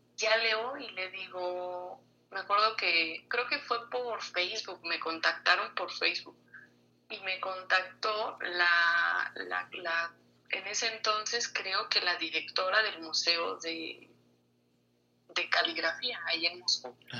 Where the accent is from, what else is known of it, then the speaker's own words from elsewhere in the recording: Mexico City, Mexico; also born or lived in Toluca; yo estudié en Toluca, pero yo no soy de allá, yo, nací en la Ciudad de México